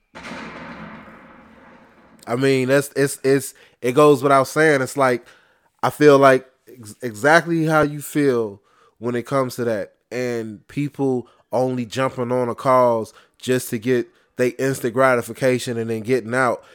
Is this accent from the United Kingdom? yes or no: no; Chicago, Illinois, United States; I'm from Inglewood